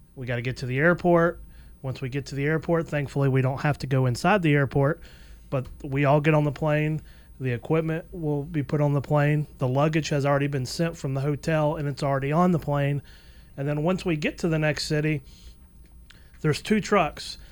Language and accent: English; Atlanta, Georgia, United States; I was born in 1982, so I remember a lot of '90s baseball uh, here in Atlanta.